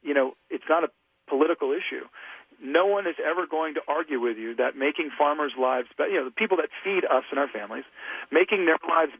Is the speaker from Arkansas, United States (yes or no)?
no; Louisiana, United States; blue-collar guys that I grew up with in Louisiana